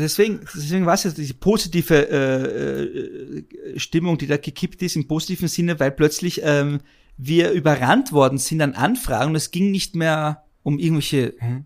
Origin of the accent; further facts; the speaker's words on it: Vienna, Austria; moved away as an adult; now in Germany; als gebürtiger Wiener brav in Wien zur Schule gegangen und studiert